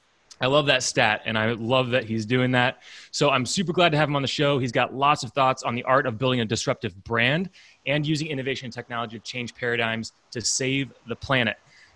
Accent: Indiana, United States; Indiana, which is my home state.

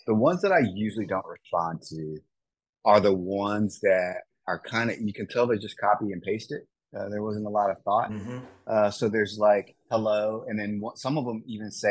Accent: Wisconsin, United States; growing up in Wisconsin

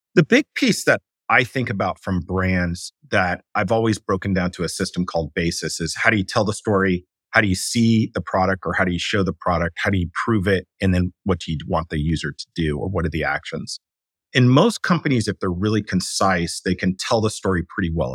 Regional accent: New York City, New York, United States; moved away as an adult; now in San Francisco Bay Area, United States; I was raised by artists in New York City.

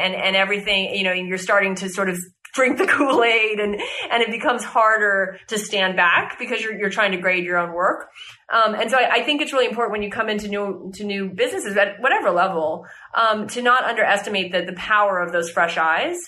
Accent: United States; moved away; as an American

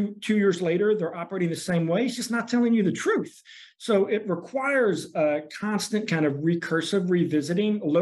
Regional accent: Arkansas, United States; moved away as an adult; also born or lived in New York; now in Indiana, United States; I was born in New York, but grew up in Arkansas and went to college in Indiana.

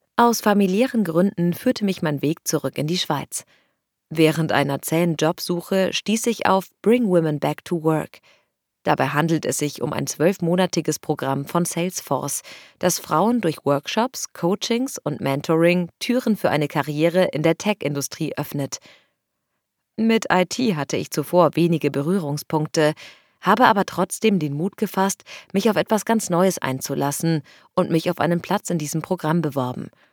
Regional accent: Lebanon; also born or lived in China / New York; now in Switzerland; Ursprünglich komme ich aus dem Libanon

